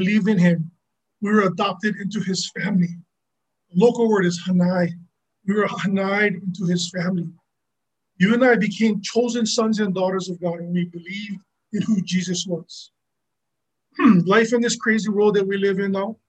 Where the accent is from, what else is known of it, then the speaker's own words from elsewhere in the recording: Hawaii, United States; I am local